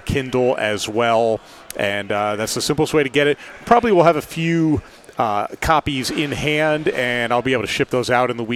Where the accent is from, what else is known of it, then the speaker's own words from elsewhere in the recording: Albany, New York, United States; now in Knoxville, United States; I grew up in Albany